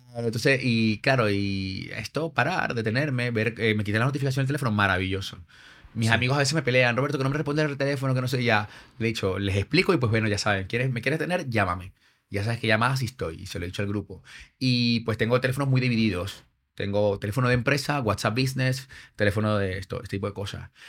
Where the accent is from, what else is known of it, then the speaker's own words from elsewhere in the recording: Venezuela; moved away as an adult; now in Madrid, Spain; yo, soy venezolano, pero mi madre es, peruana y padre español.